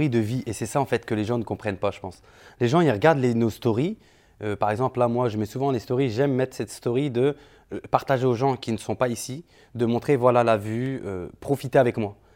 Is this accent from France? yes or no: no; Switzerland; moi je suis suisse.